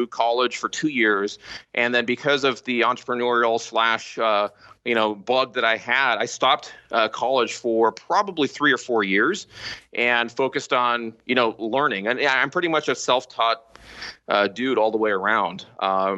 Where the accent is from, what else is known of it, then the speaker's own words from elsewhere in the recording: Southern California, United States; here in California, Southern California. So if the listeners know kind of the Newport Beach, Costa Mesa, Irvine area, I've always been kind of in this area for my for most of my life